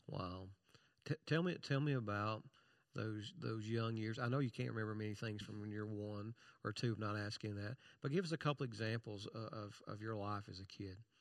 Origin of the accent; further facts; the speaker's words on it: Kentucky, United States; I'm from Kentucky